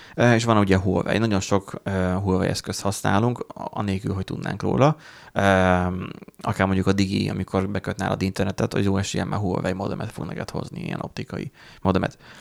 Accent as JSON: {"language": "Hungarian", "country": "Hungary", "said": "Mi magyarok vagyunk"}